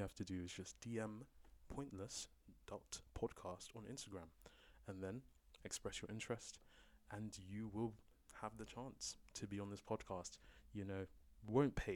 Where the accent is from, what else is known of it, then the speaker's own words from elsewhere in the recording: London, United Kingdom; I'm a Londoner, born and raised, born in East London, raised in North London